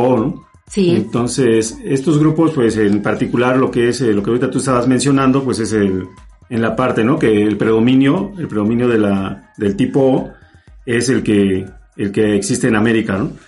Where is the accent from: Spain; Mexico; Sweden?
Mexico; somos, somos mexicanos